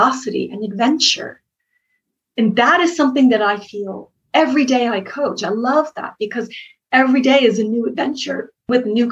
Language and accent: English; Boston, Massachusetts, United States; I'm from Boston